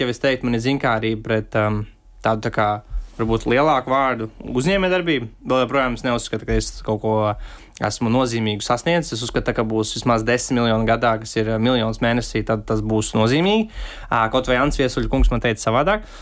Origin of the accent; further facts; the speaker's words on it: Latvia; kur es esmu, no Kalniem, Nīgāns Pagasas salas novads